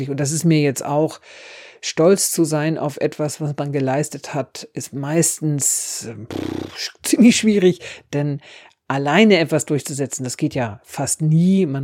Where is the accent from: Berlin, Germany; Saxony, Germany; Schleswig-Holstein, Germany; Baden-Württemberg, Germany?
Schleswig-Holstein, Germany; ich bin Friesin und das ist die Partei, der SSW, die am besten deren Interessen vertritt.